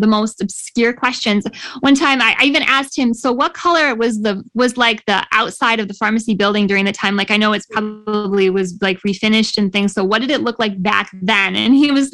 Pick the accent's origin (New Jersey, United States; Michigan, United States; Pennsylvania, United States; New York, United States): Michigan, United States; my home state of Michigan